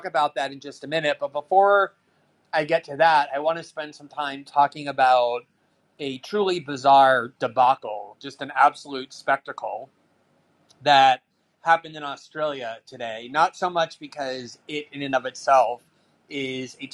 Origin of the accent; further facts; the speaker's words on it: United States; Growing up as an American kid